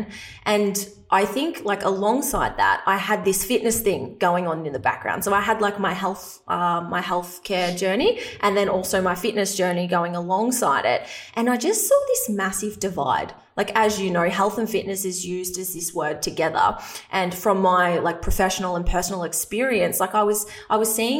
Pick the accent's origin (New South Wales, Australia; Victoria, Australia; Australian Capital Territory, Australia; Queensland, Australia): Victoria, Australia; a small country town in; accent: Australian; I'm Australian, if you can't tell from my accent, but I grew up in a small country town in Victoria